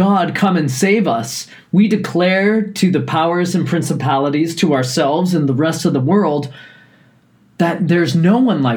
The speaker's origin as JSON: {"language": "English", "region": "Newfoundland and Labrador", "country": "Canada", "tie": "born or raised there", "said": "growing up in Newfoundland"}